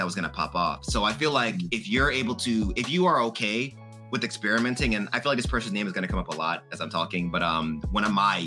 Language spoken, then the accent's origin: English; Jamaica; I'm Jamaican